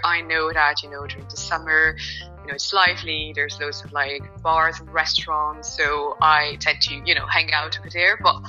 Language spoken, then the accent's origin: English; Brussels, Brussels-Capital Region, Belgium; accent: Irish; first language French; English is a second language; moved away as an adult; also born or lived in Ireland; now in London, United Kingdom; I call myself a citizen of the world, basically. So I grew up, so I was born and I grew up in Belgium. After uni, I moved to Ireland, where I spent about 7 years. And you probably spotted the Irish accent there.